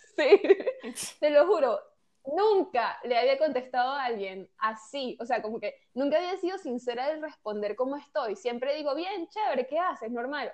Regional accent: Venezuela; moved away as an adult; yo nunca había salido de Venezuela. Y, recién salí ahorita en enero

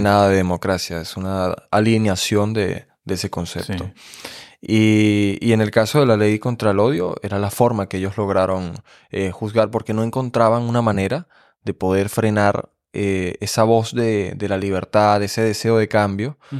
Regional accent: Venezuela; moved away as an adult; now in Germany; en mi país, que es un país político, hay que describir Venezuela como un país político

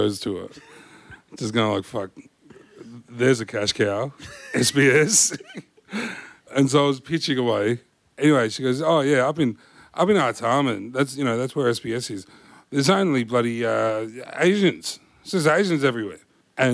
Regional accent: Sydney, New South Wales, Australia; also born or lived in Redfern; I grew up in Concord, spent a bit of time in Redfern

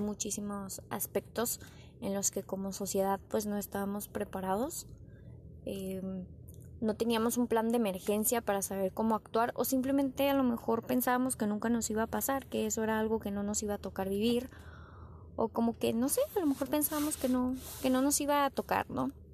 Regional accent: Tijuana, Baja California, Mexico; Yo soy de Tijuana, Baja California.

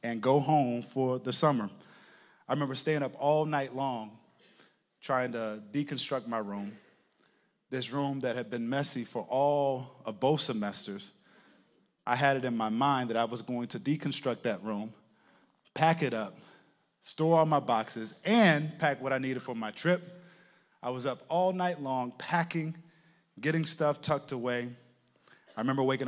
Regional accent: Texas, United States; moved away as an adult; also born or lived in Connecticut; I'm from Texas, and I ended up in Connecticut because I went to college in Connecticut

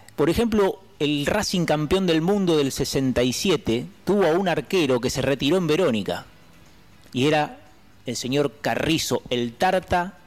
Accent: Berisso, Buenos Aires Province, Argentina; soy de la raza del inmigrante, soy de Berizo

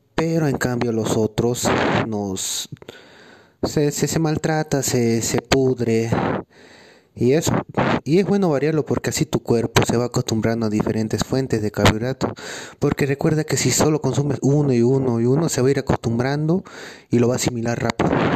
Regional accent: Bolivia; Soy competidor boliviano

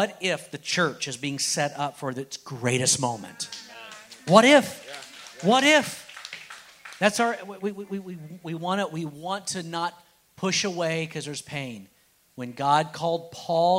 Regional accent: United States; I am a Christian before I'm an American

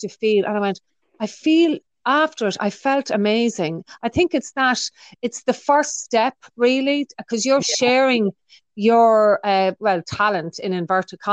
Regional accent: Ireland; as an Irish people

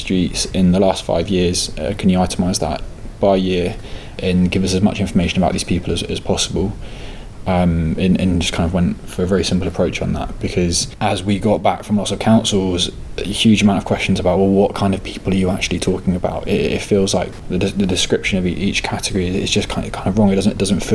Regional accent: Norfolk, East of England, United Kingdom; now in London, United Kingdom; I am originally from Norfolk in the east of England. I moved to London recently

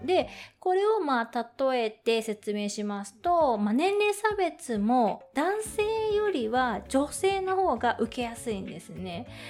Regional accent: Tokyo, Japan; 東京出身

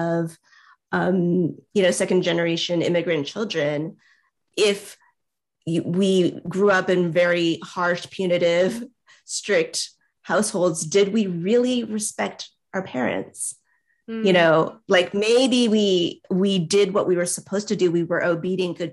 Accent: United States; as an Asian American

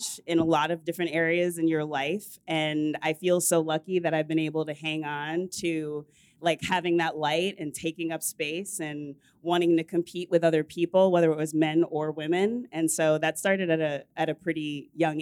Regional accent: suburbs of Washington, D.C., Northern Virginia, United States; I grew up in the suburbs. I'm from Northern Virginia of Washington, D.C.

